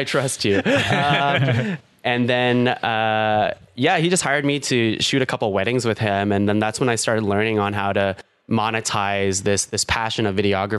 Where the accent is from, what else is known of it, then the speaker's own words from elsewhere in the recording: Ottawa, Ontario, Canada; I'm from good old Kanata, Ottawa. I was born and raised here